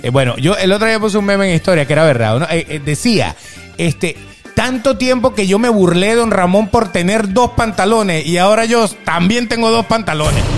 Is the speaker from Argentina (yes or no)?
no; Venezuela; moved away as an adult; now in Miami, United States; Nosotros, por ejemplo, que venimos de Venezuela, que veníamos eh, huyendo en aquel momento